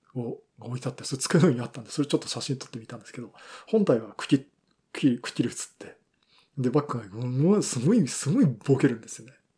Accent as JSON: {"language": "Japanese", "town": "Yokohama", "region": "Kanagawa", "country": "Japan", "tie": "born or raised there", "said": "私の地元横浜"}